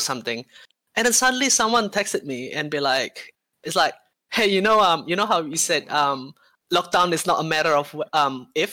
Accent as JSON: {"language": "English", "country": "Indonesia", "tie": "born or raised there", "moved": "yes", "lives_now": "New Zealand", "said": "I've actually never been back to my home country in Indonesia for since 2003"}